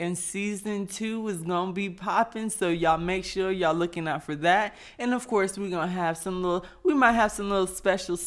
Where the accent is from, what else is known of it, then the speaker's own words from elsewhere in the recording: the South, United States; I'm from the South too